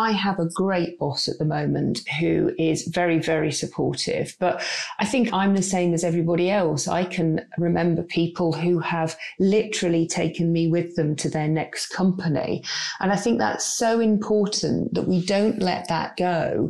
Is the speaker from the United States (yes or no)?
no; United Kingdom; there is a little bit of fear of getting it wrong and not wanting to say the wrong thing, because we are very British.